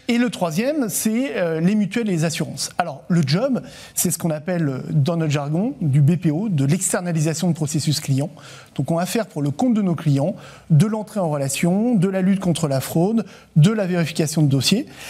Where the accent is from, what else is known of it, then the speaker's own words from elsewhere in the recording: France; en tant que Français